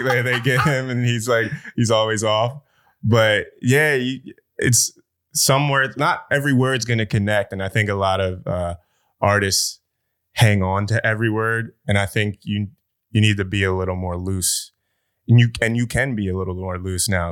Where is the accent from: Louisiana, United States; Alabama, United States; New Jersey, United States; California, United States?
New Jersey, United States; I'm South Jersey